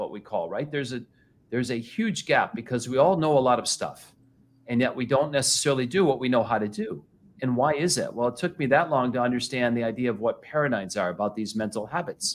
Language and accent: English; Flint, Michigan, United States; I grew up in Flint, Michigan